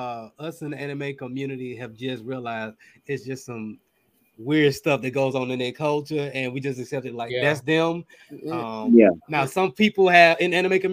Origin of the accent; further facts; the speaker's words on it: the South, United States; I grew up in the South.